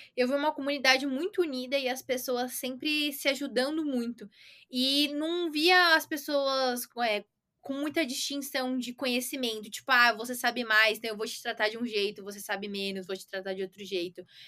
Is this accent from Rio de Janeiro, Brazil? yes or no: no; Santo André, São Paulo, Brazil; eu sou de São Paulo, nasci em Santo André, mas é praticamente a mesma coisa por aqui